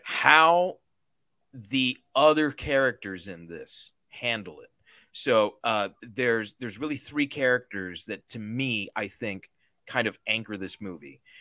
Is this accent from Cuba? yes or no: yes; Cuba